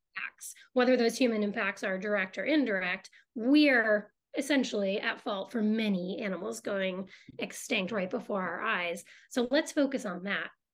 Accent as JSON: {"language": "English", "town": "Boston", "region": "Massachusetts", "country": "United States", "tie": "born or raised there", "said": "I grew up in Boston"}